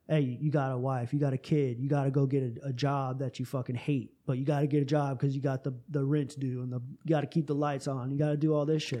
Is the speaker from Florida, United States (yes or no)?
yes; Tampa, Florida, United States; moved away; Tampa, my hometown